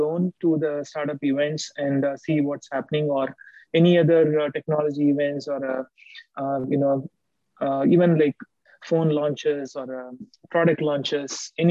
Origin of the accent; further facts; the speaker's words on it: India; now in United States; I grew up in India, in my early age, when I was very young